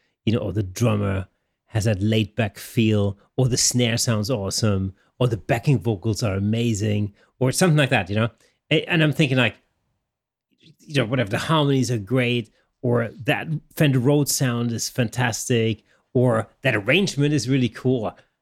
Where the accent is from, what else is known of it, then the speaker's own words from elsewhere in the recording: Germany; first language German; English is a second language; you know, I grew up in Germany, and obviously